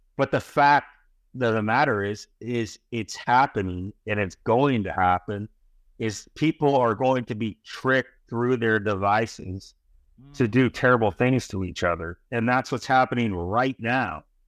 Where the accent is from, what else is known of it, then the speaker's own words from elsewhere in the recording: San Francisco, California, United States; moved away as an adult; also born or lived in New York; I was born in California, I ended up in New York